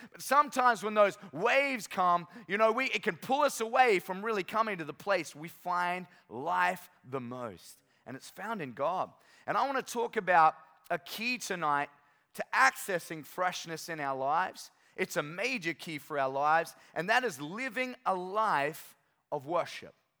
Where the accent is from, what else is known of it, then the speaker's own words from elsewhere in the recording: North Queensland, Australia; moved away as an adult; now in Sunshine Coast, Australia; I'm from North Queensland